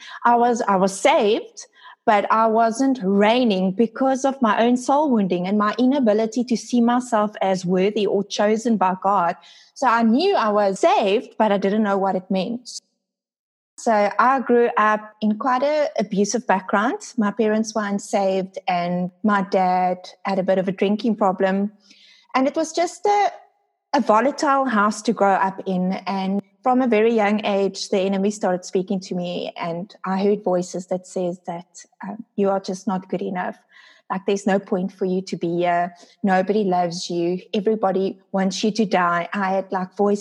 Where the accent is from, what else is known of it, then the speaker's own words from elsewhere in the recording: Port Elizabeth, Eastern Cape, South Africa; I am from South Africa, a small city called Port Elizabeth.